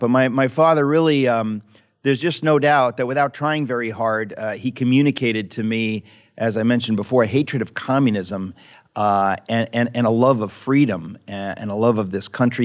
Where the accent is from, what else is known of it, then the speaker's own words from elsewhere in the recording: United States; the kids that I grew up with in America